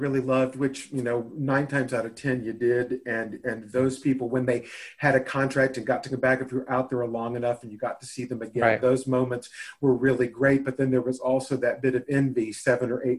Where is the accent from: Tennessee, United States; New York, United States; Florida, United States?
Tennessee, United States; Nashville; I was born and raised in Nashville, Tennessee, certainly landlocked